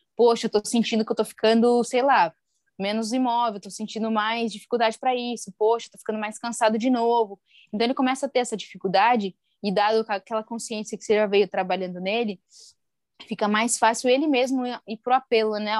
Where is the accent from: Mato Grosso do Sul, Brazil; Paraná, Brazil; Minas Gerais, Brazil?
Paraná, Brazil; interior of; moved away; sou de uma cidade lá do interior do Paraná